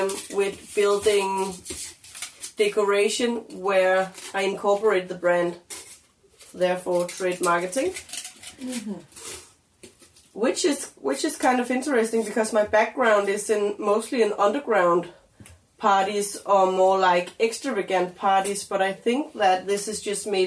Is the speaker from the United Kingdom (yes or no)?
no; Denmark; now in Copenhagen, Denmark; I'm from Jutland